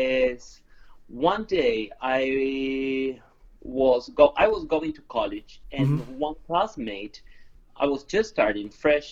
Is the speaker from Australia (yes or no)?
no; Buenos Aires, Argentina; moved away; I am from Buenos Aires. A porteño.